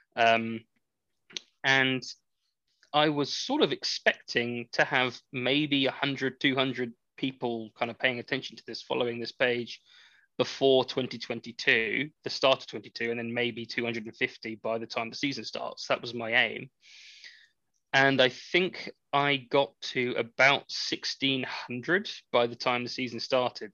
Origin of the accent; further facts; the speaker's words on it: England, United Kingdom; I am I am English.